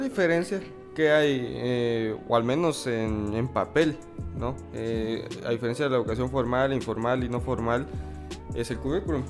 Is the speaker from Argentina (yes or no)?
no; Guatemala; que es nuestro país, para los que no lo saben, somos de Guatemala.